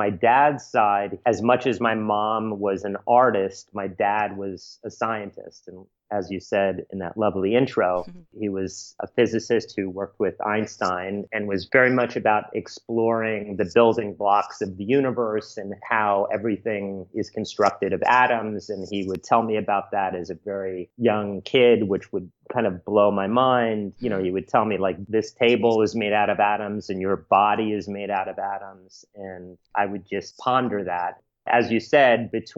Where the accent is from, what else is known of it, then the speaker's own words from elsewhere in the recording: New York City, New York, United States; also born or lived in Sag Harbor / Venice, California; I grew up primarily in the East Village in New York City